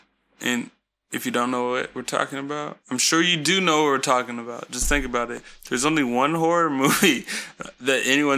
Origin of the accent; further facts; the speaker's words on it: Colorado, United States; Like, I live here in the States. I don't know. It's all over. I'm from Colorado.